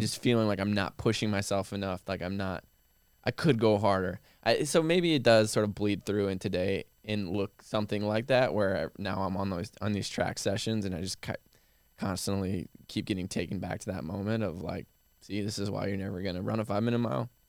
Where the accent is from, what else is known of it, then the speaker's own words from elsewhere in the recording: Midwest, United States; now in Austin, United States; growing up in the Midwest